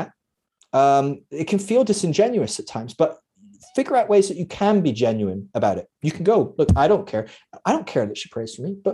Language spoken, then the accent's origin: English; Scotland, United Kingdom; I'm Scottish